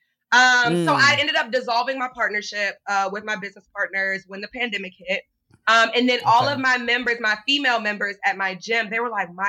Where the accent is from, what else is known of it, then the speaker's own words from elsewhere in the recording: Richmond, Virginia, United States; moved away as an adult; now in Maryland, United States; I'm actually from Richmond, Virginia. So I moved to Maryland